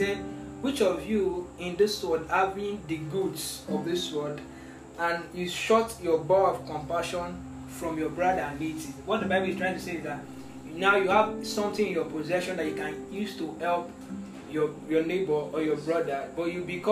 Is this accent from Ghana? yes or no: no; Nigeria; I'm a Nigerian